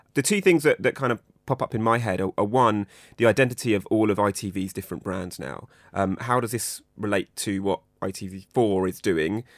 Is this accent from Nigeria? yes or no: no; United Kingdom; a British, Pakistani, Indian man